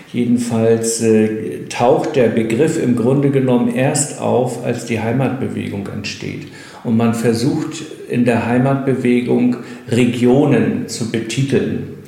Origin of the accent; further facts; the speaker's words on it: Dömitz, Mecklenburg-Vorpommern, Germany; born there; now in Hagenow, Germany; Und ich bin in Dömitz geboren. Also das ist ja sozusagen der Südwestzipfel der Krisengegend. Wohne jetzt in Hagenow. Das ist das Nordtor zur Krisengegend.